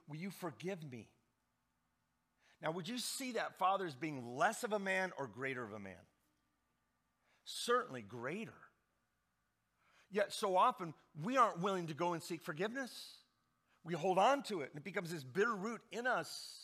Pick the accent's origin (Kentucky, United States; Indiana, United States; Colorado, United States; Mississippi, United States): Indiana, United States; Indianapolis; I grew up in Indianapolis